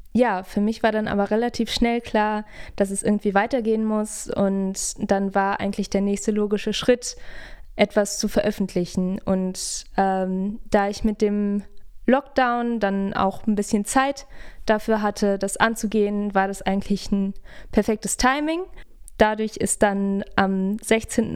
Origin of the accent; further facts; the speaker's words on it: Hamburg, Germany; moved away as an adult; now in Hildesheim, Germany; Ich bin in Hamburg aufgewachsen